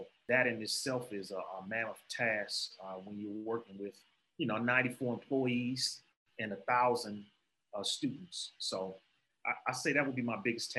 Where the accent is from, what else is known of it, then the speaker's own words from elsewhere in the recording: Chicago, Illinois, United States; moved away as an adult; also born or lived in Atlanta, Georgia / Fort Valley, Georgia; now in Monroe County, United States; I'm originally from Chicago. I went to a high school called Kenwood Academy.